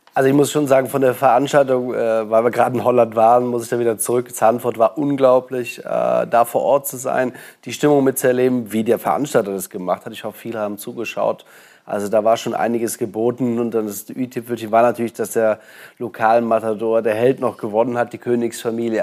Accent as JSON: {"language": "German", "country": "Germany", "said": "bei uns in Deutschland"}